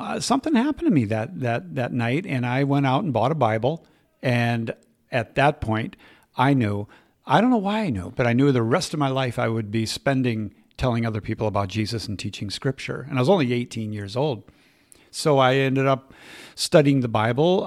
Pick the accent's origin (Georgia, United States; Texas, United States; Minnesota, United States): Minnesota, United States; Minneapolis; I was raised in the Twin Cities, uh, Minneapolis, St. Paul